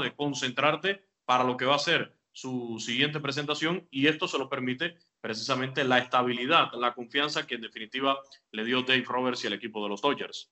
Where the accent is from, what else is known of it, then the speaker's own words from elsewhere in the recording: Cuba; lo que conocí yo como béisbol a la mano cuando era niño en Cuba